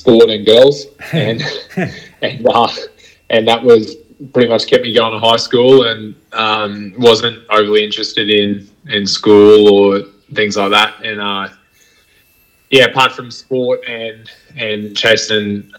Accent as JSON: {"language": "English", "town": "Bundaberg", "region": "Queensland", "country": "Australia", "tie": "born or raised there", "also_born_or_lived": "Brisbane", "said": "it was pretty simple existence growing up in Bundy"}